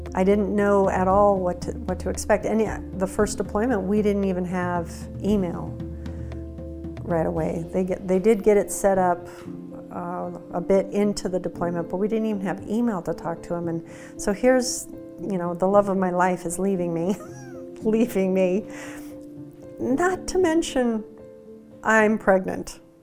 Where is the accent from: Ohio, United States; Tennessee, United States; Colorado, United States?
Colorado, United States; I grew up in Colorado, home with my parents all the time